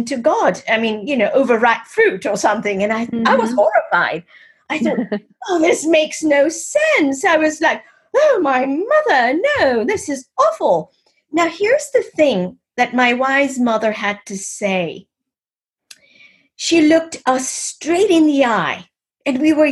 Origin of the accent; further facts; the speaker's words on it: Kenya; I was born and raised in East Africa, in Kenya.